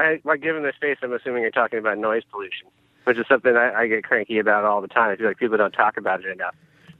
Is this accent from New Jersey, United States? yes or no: no; California, United States; now in Pacific Northwest, United States; I'm from California originally.